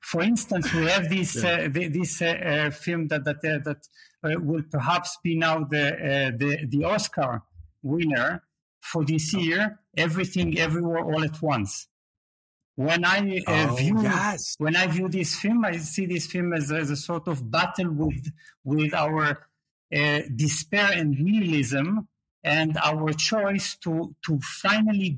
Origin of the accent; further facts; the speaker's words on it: Israel; moved away as an adult; also born or lived in Berlin, Germany / Leeds, United Kingdom; now in Portugal; Yes, I was born in Israel